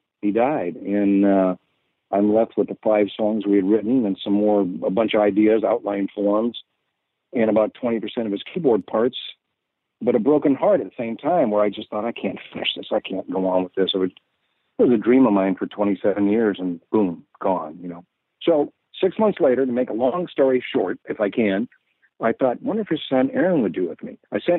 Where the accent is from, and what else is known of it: San Jose, California, United States; born or raised there